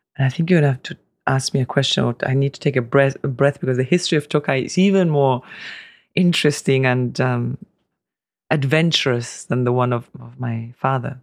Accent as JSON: {"language": "English", "region": "Tuscany", "country": "Italy", "tie": "born or raised there", "moved": "yes", "lives_now": "Hungary", "said": "my brother and I were, were born in Tuscany"}